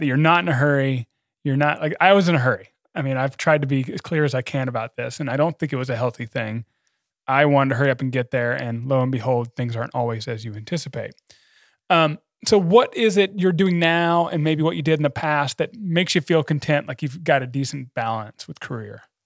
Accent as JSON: {"language": "English", "country": "United States", "said": "I'm an American"}